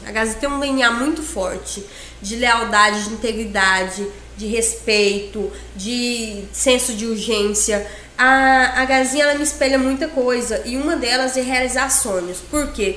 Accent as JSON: {"language": "Portuguese", "town": "Confresa", "region": "Mato Grosso", "country": "Brazil", "tie": "born or raised there", "also_born_or_lived": "Tailândia, Pará", "said": "eu cresci em Confresa, sempre em Confresa"}